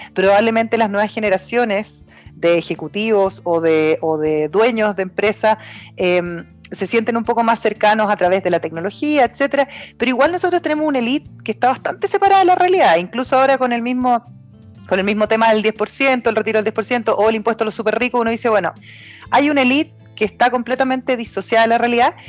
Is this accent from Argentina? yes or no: no; Osorno, Los Lagos, Chile; now in Santiago, Chile; yo nací, nací y criada en Osorno